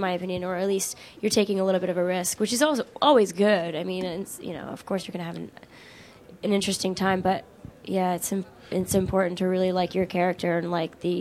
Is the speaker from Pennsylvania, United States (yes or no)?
yes; Pennsylvania, United States; moved away; I was a girl from Pennsylvania